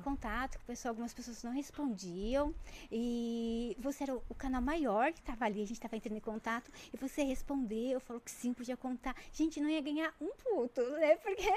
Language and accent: Portuguese; Jundiaí, São Paulo, Brazil; eu sou de Jundiaí